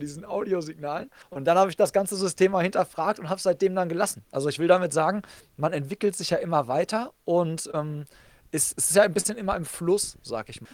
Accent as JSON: {"language": "German", "town": "Hagen", "region": "North Rhine-Westphalia", "country": "Germany", "tie": "born or raised there", "said": "meiner Heimatstadt Hagen"}